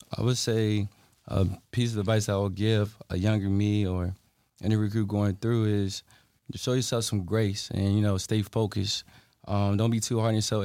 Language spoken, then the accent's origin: English; Halifax County, Virginia, United States; I'm from Halifax County, Virginia as well.